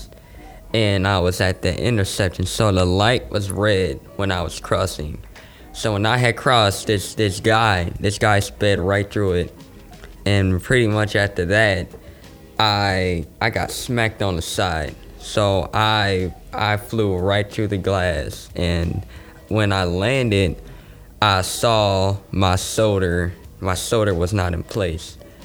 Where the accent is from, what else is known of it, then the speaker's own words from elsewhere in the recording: San Francisco, California, United States; I grew up in San Francisco. I moved here when I was about 5.